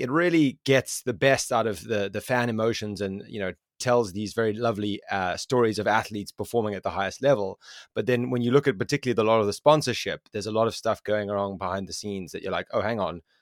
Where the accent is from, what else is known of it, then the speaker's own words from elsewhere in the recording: South Africa; I am from South Africa, and I know for a fact my own country of South Africa